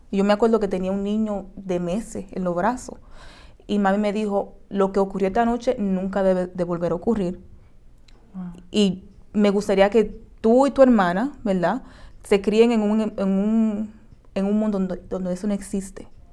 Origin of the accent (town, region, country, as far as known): Dominican Republic; now in United States